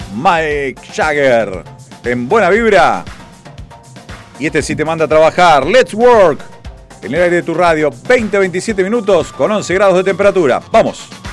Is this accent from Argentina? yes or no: yes; Argentina; en Argentina tenemos varias cosas